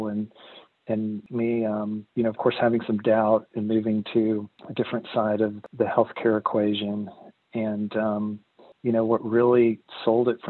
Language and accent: English; Arkansas, United States; moved away as an adult; also born or lived in Texas; I'm originally from Arkansas, and I moved to Texas in the early 2000s